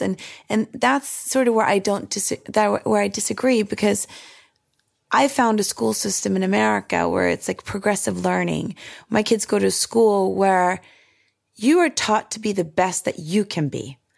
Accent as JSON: {"language": "English", "country": "Sweden", "tie": "born or raised there", "moved": "yes", "lives_now": "United States", "said": "My childhood growing up in Sweden"}